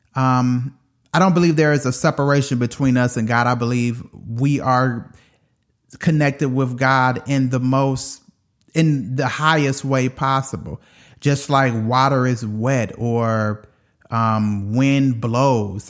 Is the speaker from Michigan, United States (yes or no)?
yes; Detroit, Michigan, United States; moved away; I was from Detroit